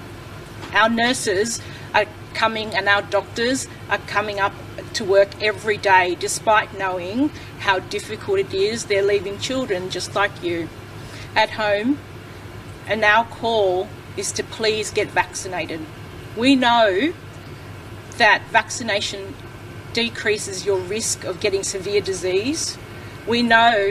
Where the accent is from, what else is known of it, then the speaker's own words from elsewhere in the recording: Liverpool, New South Wales, Australia; now in Penrith, Australia; I grew up in Liverpool and I now live in the Penrith LGA